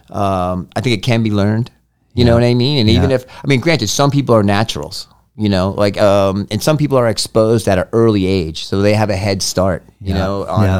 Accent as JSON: {"language": "English", "region": "Massachusetts", "country": "United States", "said": "I'm from Massachusetts."}